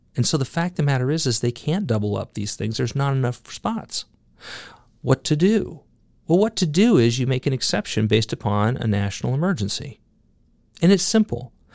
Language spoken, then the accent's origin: English; United States